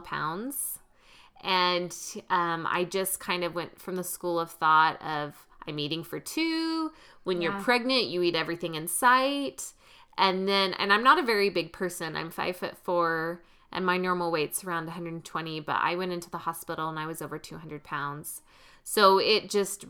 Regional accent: the South, United States; When I grew up in the South in a meat and potatoes family

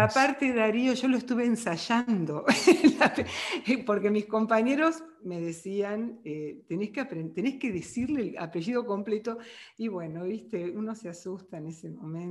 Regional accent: Argentina; uno como argentino

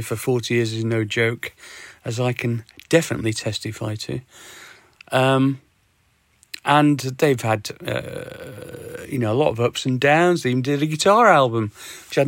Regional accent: Sheffield, Yorkshire and the Humber, United Kingdom; my hometown, Sheffield.

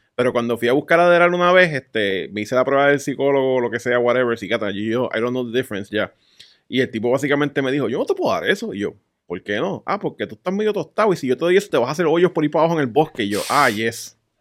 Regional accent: Puerto Rico; soy de Puerto Rico

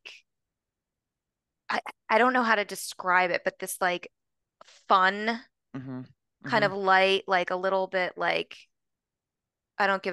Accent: East Coast, United States; I'm from the East Coast

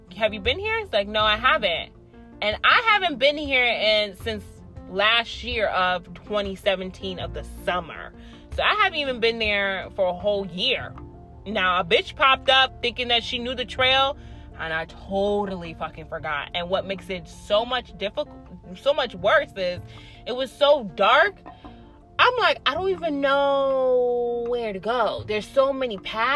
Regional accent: Hartford, Connecticut, United States; I actually was born and raised in Hartford

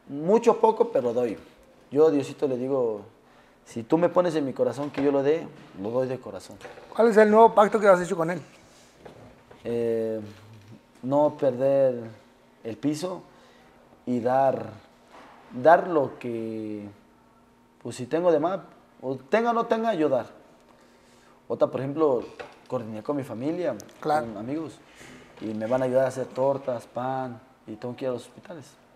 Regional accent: Mexico City, Mexico; Somos, como dices tú, somos chilangos y los chilangos.

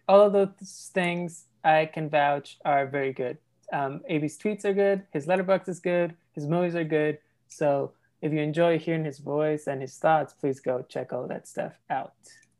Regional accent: Lima, Peru; moved away as an adult; now in New York, United States; I grew up as a Peruvian person in real life and as an American through identifying with all the characters I was watching on TV.

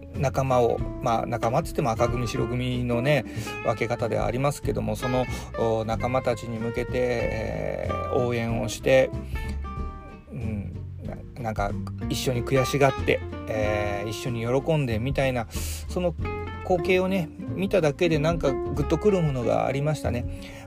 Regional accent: Hiroshima, Japan; now in Fukuoka, Japan; 僕あの出身広島

